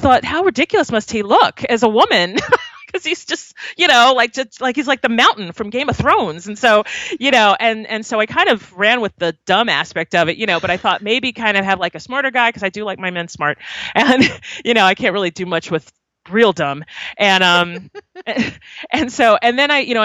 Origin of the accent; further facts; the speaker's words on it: Long Island, New York, United States; moved away; I'm from Long Island originally